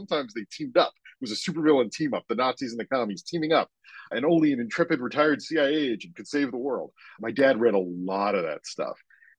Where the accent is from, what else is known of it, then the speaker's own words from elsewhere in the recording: Maryland, United States; Sure. I grew up just outside Baltimore, Maryland.